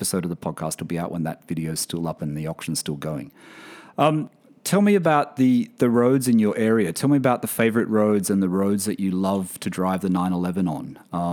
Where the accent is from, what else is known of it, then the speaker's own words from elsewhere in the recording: Australia; moved away; in my home country, Australia